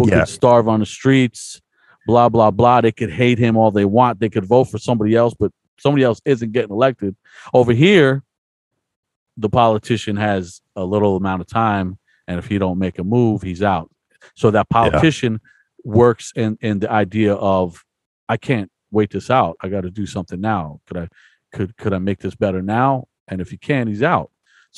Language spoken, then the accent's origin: English; United States; And I'm an American